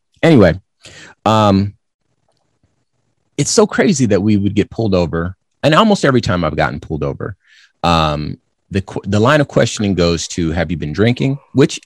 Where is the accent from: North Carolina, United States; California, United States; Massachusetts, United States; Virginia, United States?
California, United States; now in Arizona, United States; I'm from California, and I live in Arizona